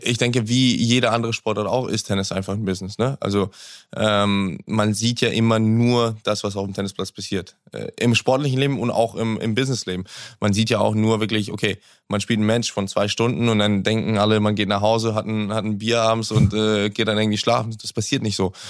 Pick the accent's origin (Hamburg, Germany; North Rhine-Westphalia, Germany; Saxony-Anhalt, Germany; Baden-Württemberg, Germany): Hamburg, Germany; Hamburg ist die Stadt, wo ich, wo ich groß geworden bin, wo ich geboren bin, wo ich aufgewachsen bin